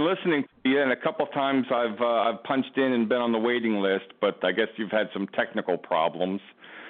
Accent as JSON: {"language": "English", "town": "Clearwater", "region": "Florida", "country": "United States", "tie": "born or raised there", "lives_now": "Ocala, United States", "said": "I grew up in Clearwater."}